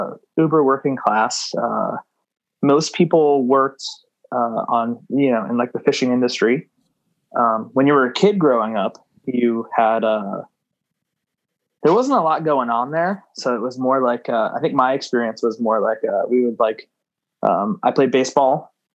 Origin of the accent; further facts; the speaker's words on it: Gloucester, Massachusetts, United States; I am from Gloucester, Massachusetts.